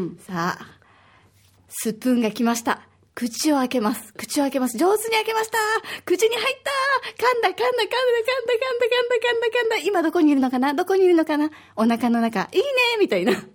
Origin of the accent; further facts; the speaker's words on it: Osaka, Japan; now in Okinawa, Japan; 私は大阪 出身